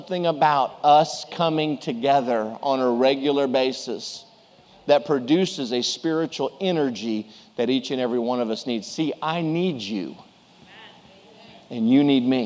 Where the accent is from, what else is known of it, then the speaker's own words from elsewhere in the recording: Houston, Texas, United States; April 1st, 1966, in Methodist Hospital in Houston, Texas